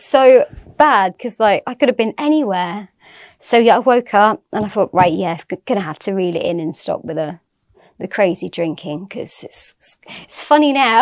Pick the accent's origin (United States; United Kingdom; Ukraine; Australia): United Kingdom; Swindon, South West England; I was born in Swindon